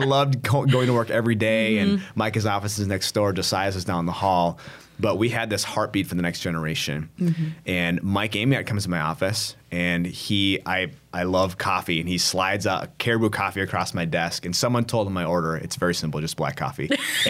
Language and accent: English; South Korea; I'm like from South Korea, you know what I mean? Like coming here.